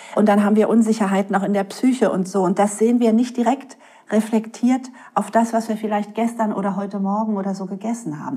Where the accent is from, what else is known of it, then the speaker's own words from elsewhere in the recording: Berlin, Germany; ich bin ein Berliner Junkfood-Mädchen mit Currywurst und Pommes